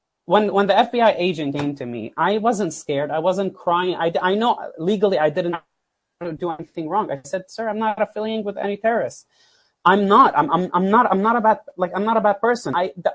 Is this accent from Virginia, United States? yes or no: no; Florida, United States; I'm telling you, I'm a guy from South Florida.